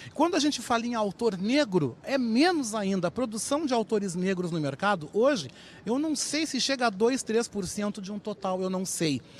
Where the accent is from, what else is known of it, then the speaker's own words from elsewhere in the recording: Rio Grande do Sul, Brazil; Também mostrando que eu sou um homem do sul. Também ressaltando esse lado de ser gaúcho